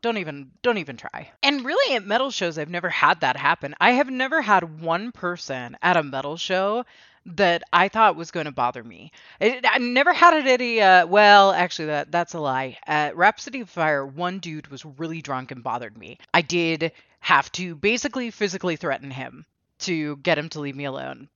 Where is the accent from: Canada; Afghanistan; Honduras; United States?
United States; I'm American and my mother's American